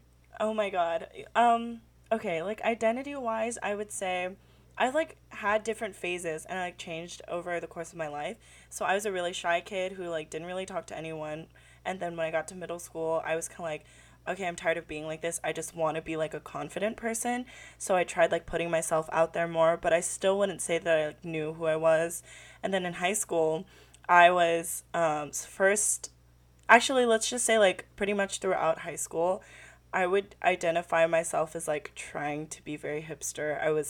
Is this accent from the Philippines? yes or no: yes; Philippines; I grew up, like, being proud of being Filipino, but then it really, like, became a part of my identity, like, in college